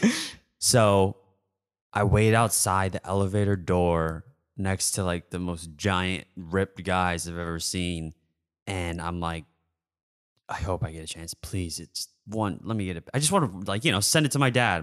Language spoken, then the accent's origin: English; Portage, Michigan, United States; I'm from Portage, Michigan, forty-five minutes south